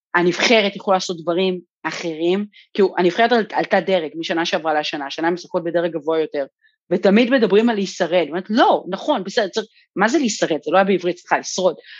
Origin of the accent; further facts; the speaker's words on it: Kiryat Gat, Southern District, Israel; שגדלתי בקריית גד